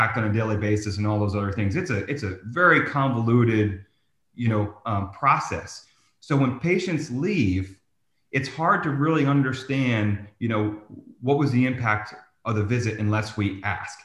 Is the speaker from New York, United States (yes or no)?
no; New Jersey, United States; I'm from New Jersey